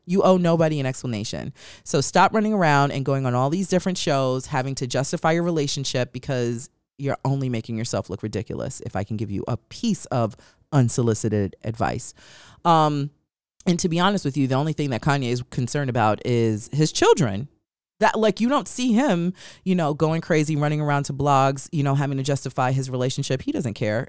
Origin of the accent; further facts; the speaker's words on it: New York, United States; now in Los Angeles, United States; I'm from New York, and living in Los Angeles has been hell looking for a great place for good pizza.